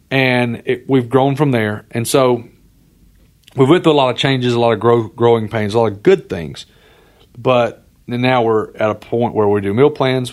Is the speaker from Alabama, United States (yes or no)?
yes; Alabama, United States; moved away as an adult; also born or lived in North Carolina; now in Tennessee, United States; I grew up in Alabama.